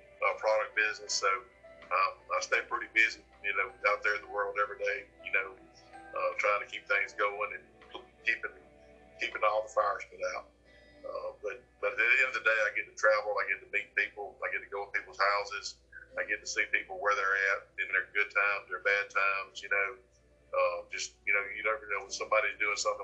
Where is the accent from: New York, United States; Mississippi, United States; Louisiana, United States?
Mississippi, United States; Columbia; moved away as an adult; now in Brookhaven, United States; I'm from Columbia, left there in 89. Left there in 85, going to the military, got back in 89.